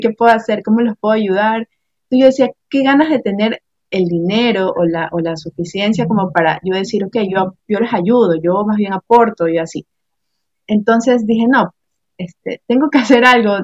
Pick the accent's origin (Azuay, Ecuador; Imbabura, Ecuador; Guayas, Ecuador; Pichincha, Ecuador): Guayas, Ecuador; Guayaquil; yo soy de aquí de Guayaquil, Ecuador